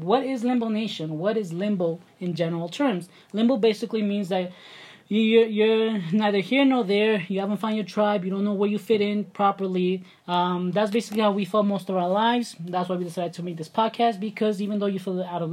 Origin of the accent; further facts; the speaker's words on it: New York City, New York, United States; accent: New York; moved away as an adult; now in Mexico City, Mexico; We're from Brooklyn, New York. We were raised there our whole entire life